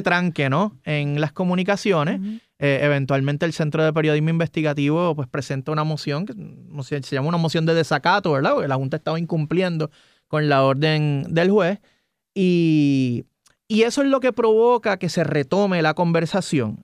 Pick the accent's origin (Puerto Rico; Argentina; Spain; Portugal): Puerto Rico